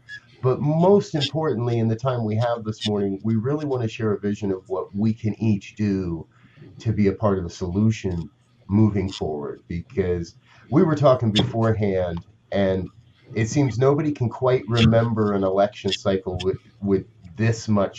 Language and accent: English; New Jersey, United States; I don't tell people I'm from Jersey